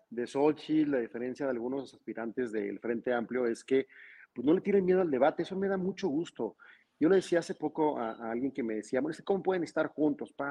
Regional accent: Mexico; pero al final todos somos mexicanos, a todos nos importa nuestro país, todos amamos este país

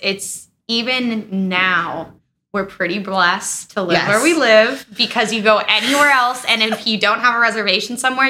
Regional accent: Gary, Indiana, United States; now in Florida, United States; I'm from Gary, Indiana.

